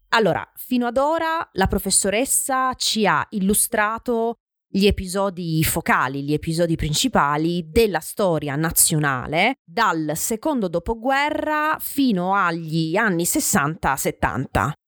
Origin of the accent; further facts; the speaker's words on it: Francavilla Fontana, Apulia, Italy; del mio paese, Franca Villafontana